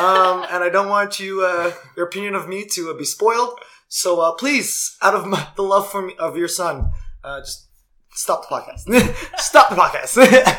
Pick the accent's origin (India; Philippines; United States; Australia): Philippines; English is a second language; I'm Filipino.